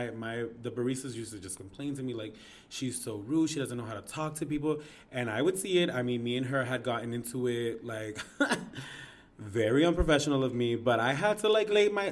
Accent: Lawrence, United States; I'm from Lawrence

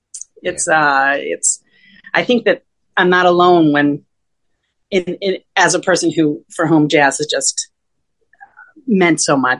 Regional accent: Rochester, New York, United States; now in New York City, United States; I was born and raised in Rochester, New York, which is northwestern New York State

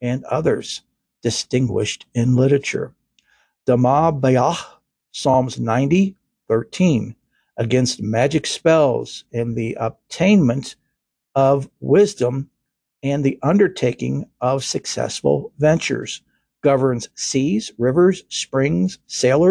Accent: Kentucky, United States; I'm from Kentucky

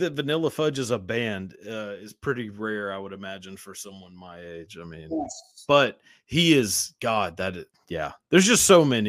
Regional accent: outside of Dallas, Texas, United States; I grew up in Texas, outside of Dallas.

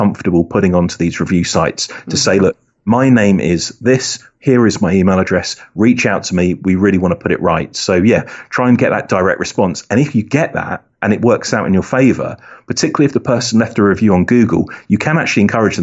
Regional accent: United Kingdom; accent: British; my British accent

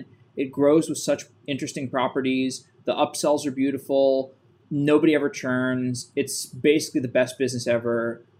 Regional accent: Austin, Texas, United States; I'm from Austin originally, so.

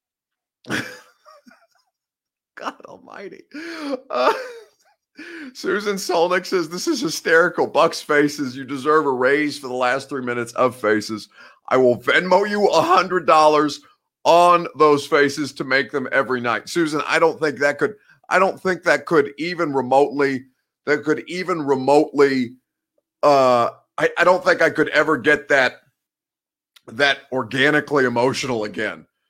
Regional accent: Indiana, United States; I'm from Indiana

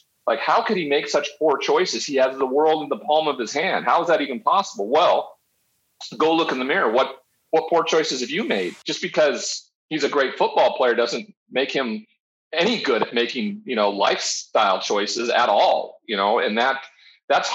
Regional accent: Montana, United States; moved away as an adult; I'm from Montana. I'm the only first round draft pick ever from the state of Montana.

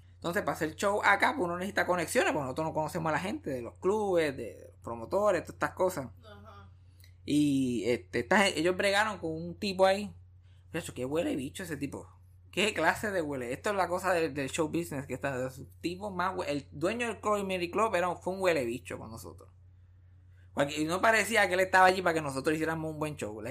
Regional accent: Puerto Rico; accent: jíbaro; yo que tengo el acento jíbaro

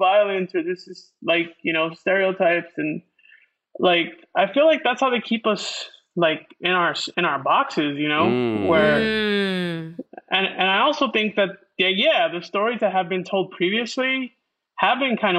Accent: Paramount, California, United States; I'm from Paramount, like from Southeast

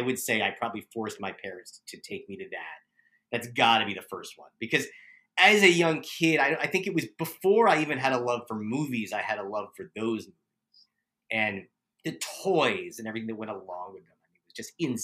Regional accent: New York, United States; moved away; I'm from New York.

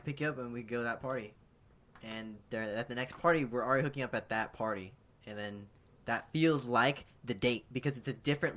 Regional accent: Orange County, California, United States; I'm from OC.

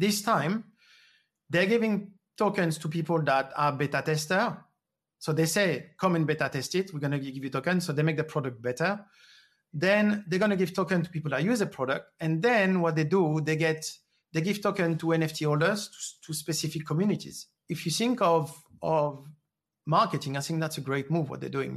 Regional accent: France; moved away; I grew up in France, um, I I was going to school twenty miles away from a nuclear plant

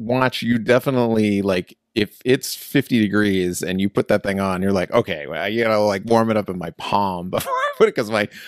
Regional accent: East Coast, United States; I'm originally from the East Coast And so I'm a transplant to California.

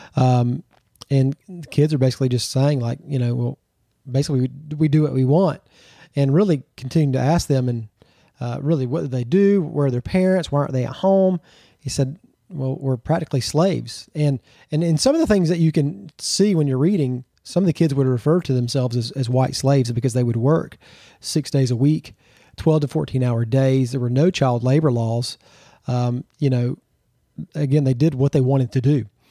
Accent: Georgia, United States; also born or lived in Texas / Florida; I'm originally from Georgia, born and raised.

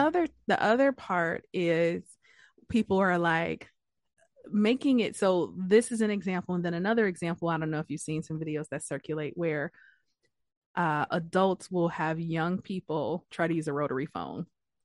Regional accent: Detroit, Michigan, United States; And I'm from Detroit, and apparently this past weekend, there's a section of downtown Detroit.

